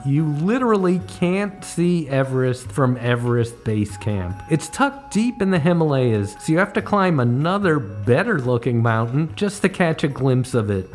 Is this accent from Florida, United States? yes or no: no; Connecticut, United States; now in New York, United States; As a kid growing up in Connecticut